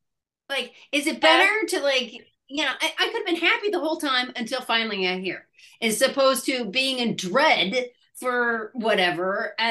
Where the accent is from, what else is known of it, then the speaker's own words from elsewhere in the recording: Ireland; I'm Irish, so everything's bad.